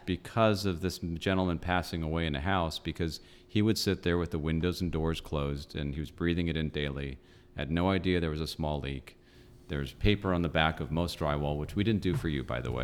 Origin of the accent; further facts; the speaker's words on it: Los Angeles, California, United States; I grew up in North Hollywood.